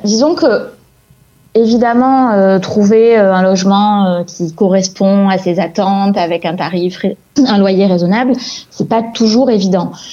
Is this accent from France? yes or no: yes; Montpellier, Occitania, France; je suis née à Montpellier. Euh, mes parents sont nés à Montpellier, mes grands-parents aussi